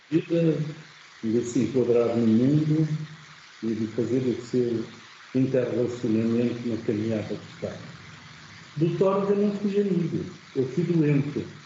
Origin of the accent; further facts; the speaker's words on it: Nazaré, Centro, Portugal; also born or lived in Leiria; Eu sou da Nazaré